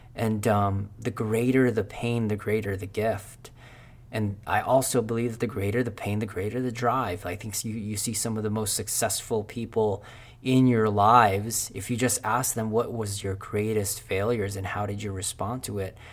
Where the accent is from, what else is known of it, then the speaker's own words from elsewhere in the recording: Philippines; English is a second language; moved away; I was born in Philippines.